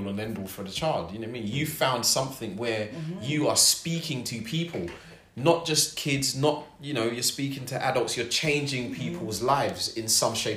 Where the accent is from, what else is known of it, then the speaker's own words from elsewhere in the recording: London, United Kingdom; I'm from South London, I grew up in Wandsworth, went to school down the road from Brixton